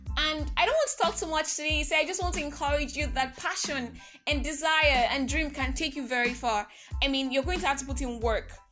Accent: Nigeria; I am that Nigerian Christian talkaholic

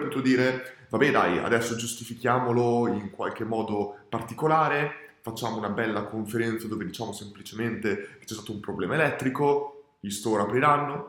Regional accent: Italy; also born or lived in Australia

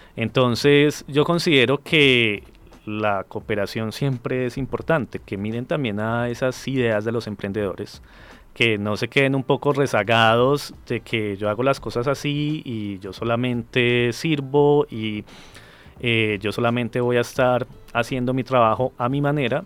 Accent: Colombia; soy de Colombia

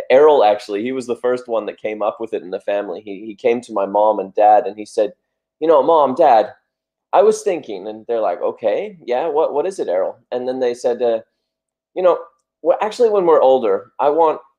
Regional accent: Australia; moved away; also born or lived in United States / Denmark; I was born in USA and then I grew up in Australia. And then after Australia, I moved to Denmark.

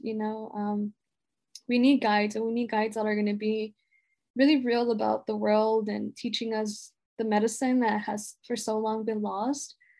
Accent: Los Angeles, California, United States; growing up in Pacoima and that really being the only thing I knew growing up

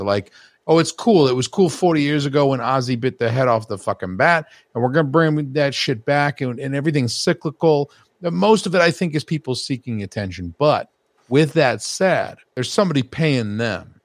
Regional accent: Georgia, United States; I'm from Georgia

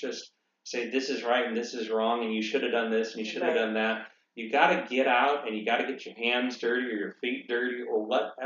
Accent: Monterey, California, United States; moved away; also born or lived in St. Louis / San Luis Obispo; I grew up in Monterey, but this is my first home away from home.

